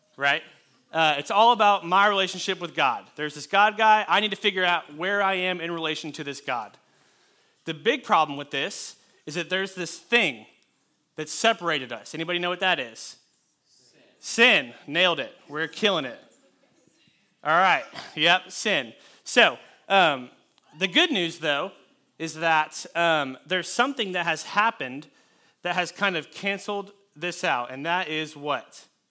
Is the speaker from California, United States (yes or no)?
yes; California, United States; I was born in California